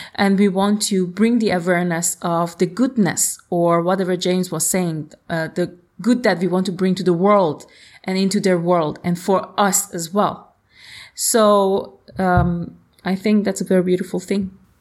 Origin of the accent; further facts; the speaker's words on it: Iran; moved away; I am from Iran